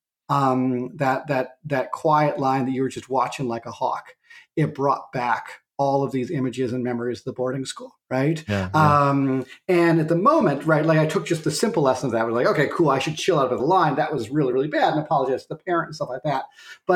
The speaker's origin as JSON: {"language": "English", "town": "Clancy", "region": "Montana", "country": "United States", "tie": "born or raised there", "said": "I grew up outside Clancy, Montana, in a gulch called Lump Gulch."}